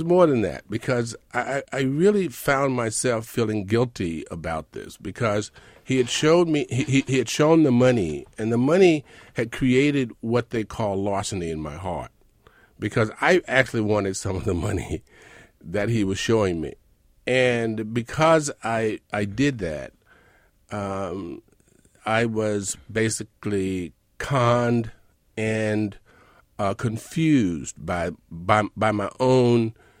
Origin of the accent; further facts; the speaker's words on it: Mississippi, United States; moved away as an adult; now in New York City, United States; I'm from Mississippi.